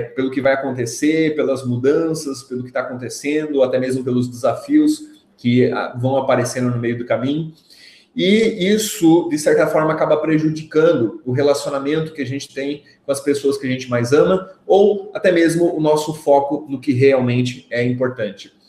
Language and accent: Portuguese; Brazil; de Maruí, minha cidade natal.